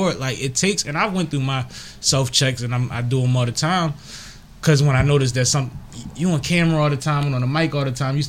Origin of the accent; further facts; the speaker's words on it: Philadelphia, Pennsylvania, United States; I'm from uptown.